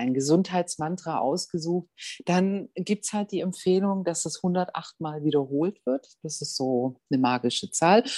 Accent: Germany

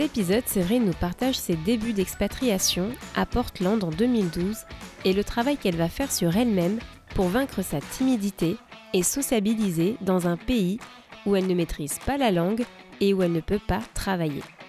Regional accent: France; now in Seattle, United States; je suis française et je vous parle depuis Seattle

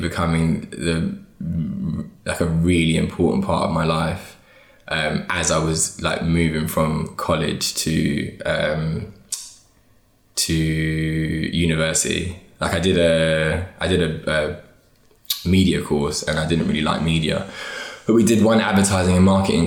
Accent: London, United Kingdom; also born or lived in Hertfordshire; I live in North now, but I'm from West London, like between Ealing Common and Acton.

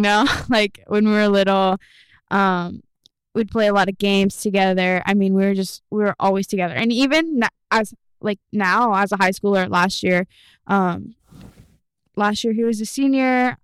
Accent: Kearney, Nebraska, United States; now in Lexington, United States; Born in Kearney

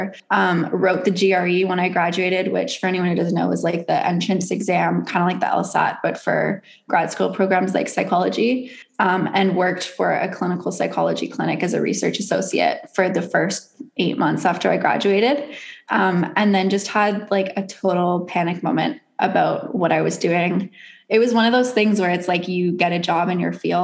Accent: Bowen Island, British Columbia, Canada; I grew up on Bowen Island, which is like 20 minutes off of West Vancouver

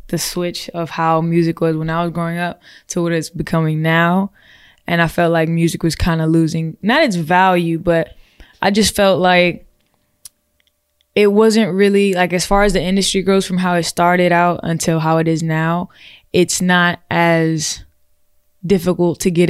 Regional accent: Maryland, United States; I'm an artist from Maryland

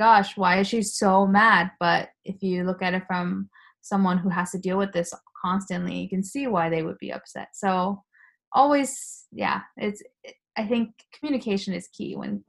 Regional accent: Japan; first language Japanese; I usually say it's my mother tongue. Your Japanese is so good. but then they also think it's a joke. And I'm like, well, I'm just saying literally what you said to me. I'm a Japanese person too.

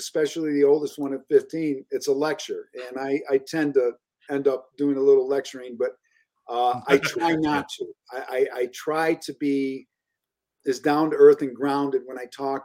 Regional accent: Elmira, New York, United States; I grew up in Elmira.

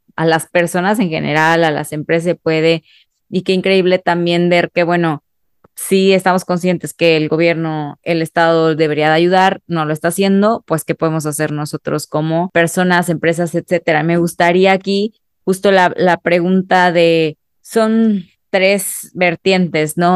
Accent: Mexico; como sociedad mexicana

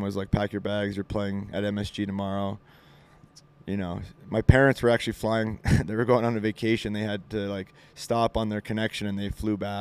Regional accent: Montreal, Quebec, Canada; I grew up in Montreal

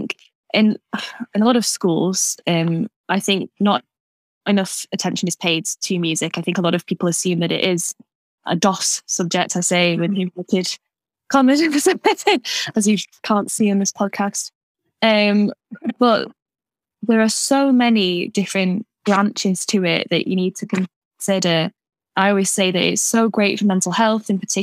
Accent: Wigan, North West England, United Kingdom; now in Manchester, United Kingdom; I grew up in a musical family in Wigan

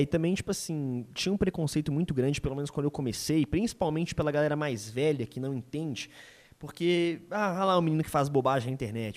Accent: Belo Horizonte area, Minas Gerais, Brazil; now in Belo Horizonte, Brazil; estar tá em BH é, facilita muito isso, porque eu tô perto da galera de, é, de onde eu vim

